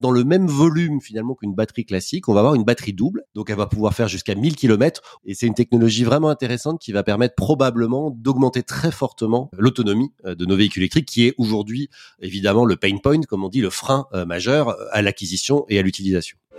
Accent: Paris, Île-de-France, France; quand on est parisien, par exemple, ce qui est mon cas

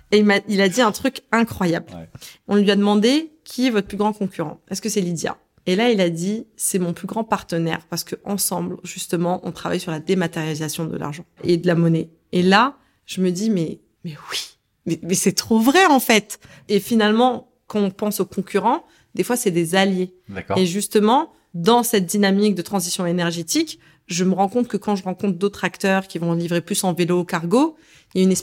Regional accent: Algeria; Alors, je suis algérienne, forcément il y a un attachement avec l'Afrique.

